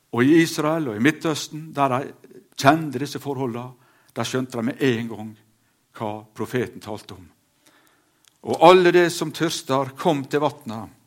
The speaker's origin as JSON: {"language": "Norwegian", "area": "Sunnmøre", "region": "Møre og Romsdal", "country": "Norway", "said": "hjemme på Auregarden"}